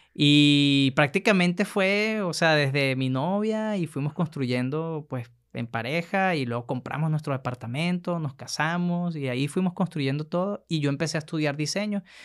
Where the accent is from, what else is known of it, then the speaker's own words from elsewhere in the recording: Maiquetía, La Guaira, Venezuela; now in Monterrey, Mexico; yo nací en Venezuela, justamente en Maiquetía, casi ya ahí en la, en la costa de la playa